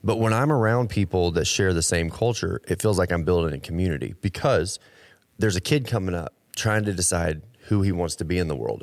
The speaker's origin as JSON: {"language": "English", "region": "Texas", "country": "United States", "tie": "born or raised there", "said": "I grew up in Texas"}